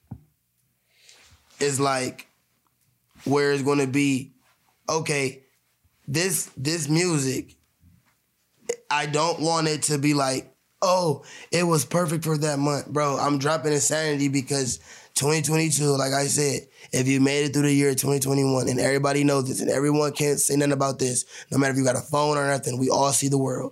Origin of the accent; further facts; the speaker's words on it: Ohio, United States; we're from